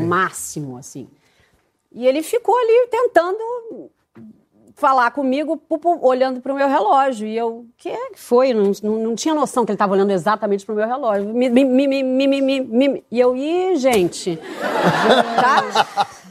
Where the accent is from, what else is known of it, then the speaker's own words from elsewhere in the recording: Rio de Janeiro, Brazil; minha, minha infância era ali, no Leblon dava volta de bicicleta no quarteirão